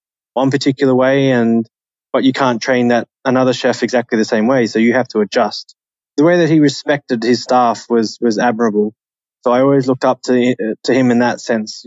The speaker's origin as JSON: {"language": "English", "country": "Australia", "also_born_or_lived": "United Kingdom / Channel Islands / Austria", "moved": "as an adult", "said": "for me being Australian at that particular time in my career"}